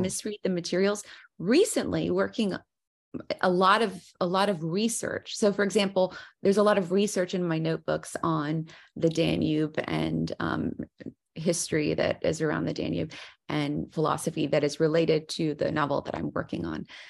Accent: the South, United States; growing up in the South where there's a lot of idiomatic language

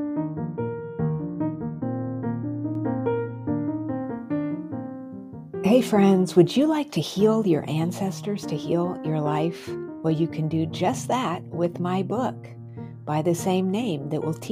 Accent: New Mexico, United States; I grew up in New Mexico

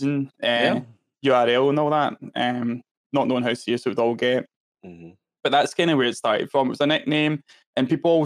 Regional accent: Scotland, United Kingdom; even though I'm Scottish, I've also got a whole set of slang and jargon that I use that people might not understand

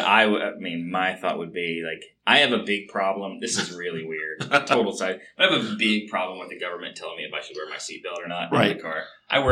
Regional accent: Kentucky, United States; now in Ohio, United States; I think about Kentucky, my home state

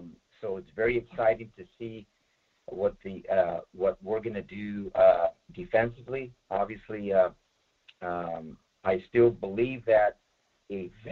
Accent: Bay Area, California, United States; I'm from the Bay Area over here, 49er and Raider area nation.

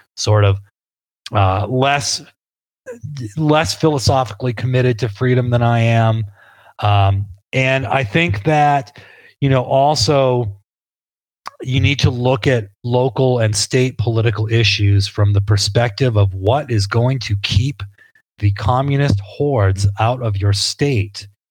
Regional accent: New England, United States; I grew up in New England

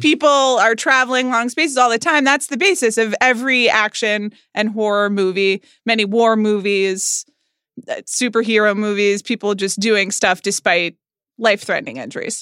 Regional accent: Atlanta, Georgia, United States; I grew up in Atlanta, Georgia

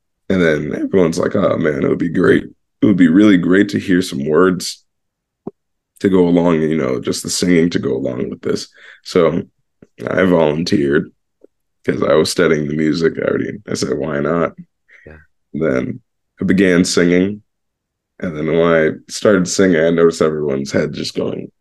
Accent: St. Cloud, Florida, United States; also born or lived in Suffern, New York / Orlando; now in New York City, United States; I grew up in this really small country-esque town called St. Cloud

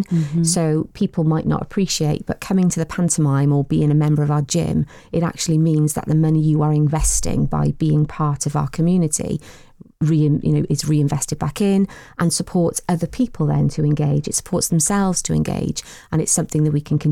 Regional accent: Newport, Wales, United Kingdom; from Newport. Lived in Newport all my life, really passionate about the city

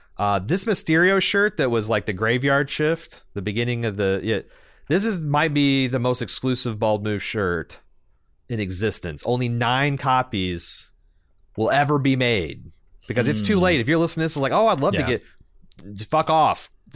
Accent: Seattle, Washington, United States; But Eric and Levi had never been to Waffle House because we're from Seattle.

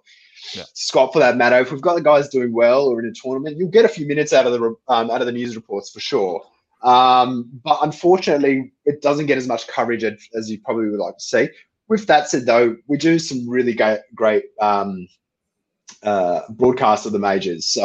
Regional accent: Australia

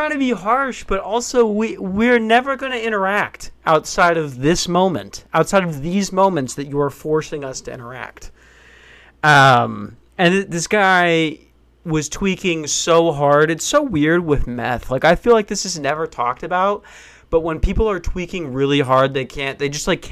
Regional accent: Tucson, Arizona, United States; I was born in Tucson

